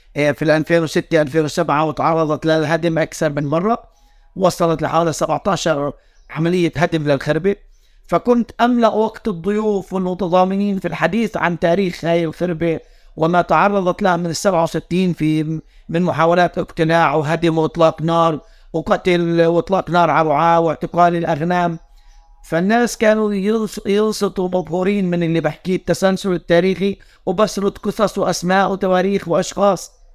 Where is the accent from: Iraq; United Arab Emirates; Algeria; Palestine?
Palestine; West Bank; accent: Palestinian fellahi; احنا يعني كفلسطينيين